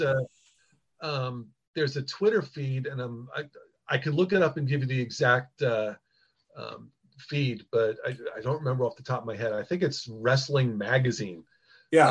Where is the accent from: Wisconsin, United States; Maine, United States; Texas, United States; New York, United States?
New York, United States; Long Island; I grew up on Long Island